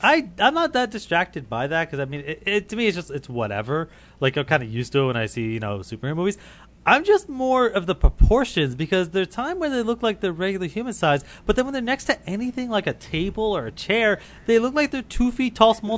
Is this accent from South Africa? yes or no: no; Canada; I'm I'm Canadian